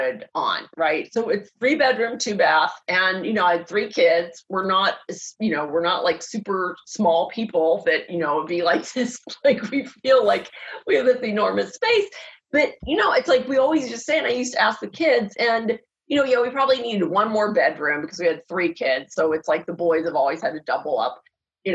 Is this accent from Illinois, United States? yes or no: no; Pittsburgh, Pennsylvania, United States; now in California, United States; I grew up in Pittsburgh